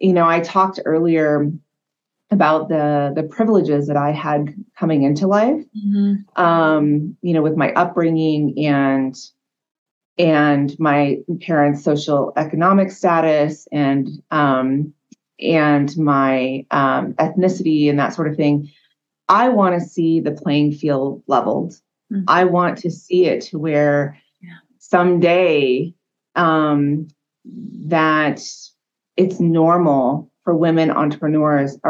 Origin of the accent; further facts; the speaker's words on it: California, United States; now in Hawaii, United States; I was born and raised in California